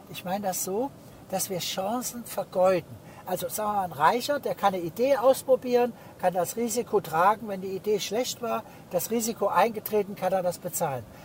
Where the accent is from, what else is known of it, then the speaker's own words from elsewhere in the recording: Heidelberg, Baden-Württemberg, Germany; Ich komme aus Heidelberg, sehr reiche Gegend.